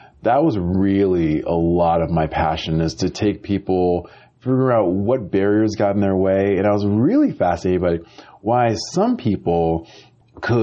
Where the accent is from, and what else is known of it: Amherst, Massachusetts, United States; born or raised there; now in Los Angeles, United States